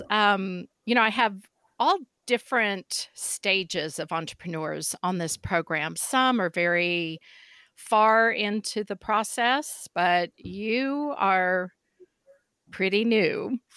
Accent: Midwest, United States; moved away as an adult; now in Fort Collins, United States; We live in Fort Collins. I'm originally from the Midwest

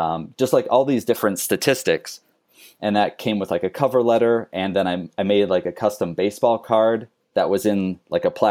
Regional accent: Phoenix, Arizona, United States; moved away as an adult; also born or lived in Wisconsin / Minnesota; now in Savannah, United States; My parents moved to Phoenix, Arizona when I was 4, and I grew up there. I was raised there, lived there until high school

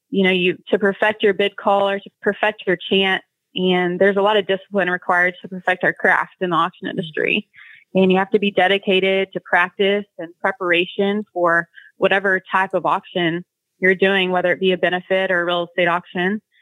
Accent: Bonham, Texas, United States; now in Oklahoma City, United States; born and raised in Bonham, Texas

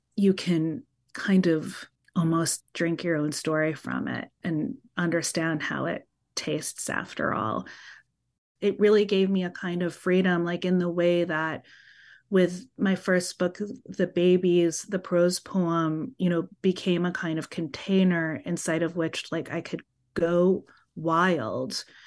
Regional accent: New York City, New York, United States; As a child growing up in Brooklyn

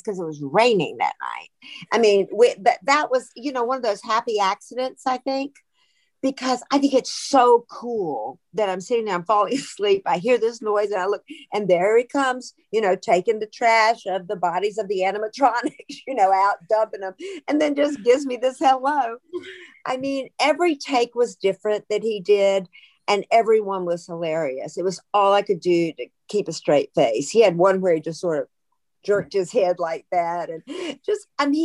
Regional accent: United States; I'm originally from Alabama, Georgia.

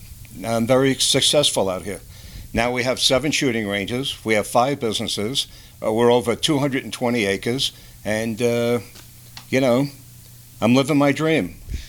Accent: Long Island, New York, United States; moved away as an adult; now in Colorado, United States; I'm a worker. Most New Yorkers are. Now, everything would be different if I was born and raised in Pueblo.

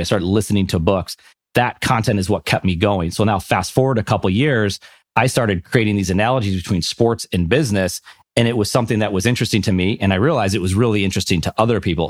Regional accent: Buffalo, New York, United States; I'm from Buffalo, New York, so of course you grew up a Bills and Sabres fan

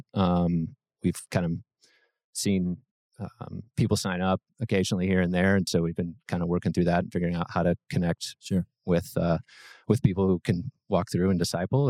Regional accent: Brentwood, Tennessee, United States; so grew up in Brentwood

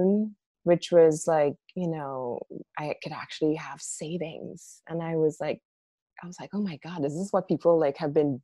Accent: Trinidad & Tobago; moved away as an adult; now in New York, United States; I grew up in Trinidad, which is like a Black and brown place

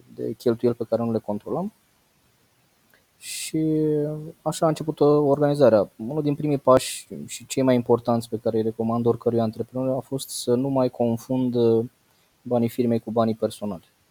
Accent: Bacău, Bacău County, Romania; eu sunt din Bacău. Am uh, păscut oile până la 18 ani

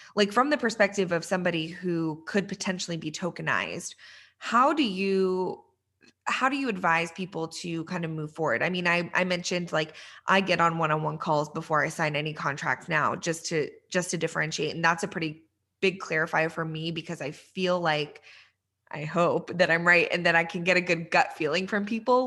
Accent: Texas, United States; also born or lived in Iran; I'm from Texas

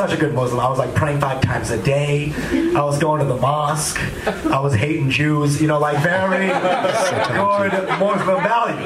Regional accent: Texas, United States; I'm from Texas

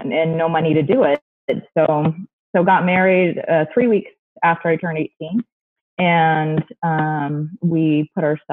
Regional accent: St. George, Utah, United States; also born or lived in Mesa, Arizona; I moved to St. George, Utah when I was 8

